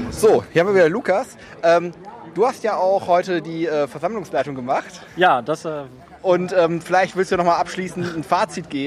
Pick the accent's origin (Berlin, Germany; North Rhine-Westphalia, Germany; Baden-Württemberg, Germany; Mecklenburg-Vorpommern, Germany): North Rhine-Westphalia, Germany; Krefeld; Ich war am 17.06. in Krefeld, in meiner alten Heimat